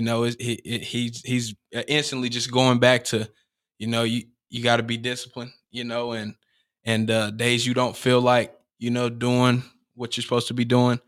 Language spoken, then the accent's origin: English; Cartersville, Georgia, United States; I uh grew up on Arbor Street. Right. You know, um, and obviously, like you said, I'm from Cartersville